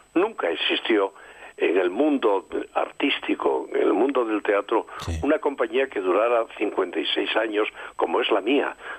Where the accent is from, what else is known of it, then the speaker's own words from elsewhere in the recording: Gijón, Asturias, Spain; moved away; Es parte de mi Gijón del alma, de mi Asturias del alma, porque yo soy, ante todo, soy asturiano